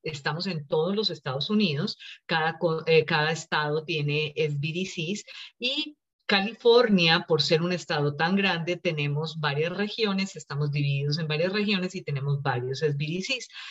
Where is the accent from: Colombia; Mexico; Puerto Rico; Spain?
Colombia; moved away as an adult; also born or lived in India; now in Los Angeles, United States; Nací en la India, cuando tenía cinco años nos fuimos para Colombia, allá crecí, allá estudié, me gradué, me casé y luego ya hace casi 22 años que nos vinimos para acá, para Los Ángeles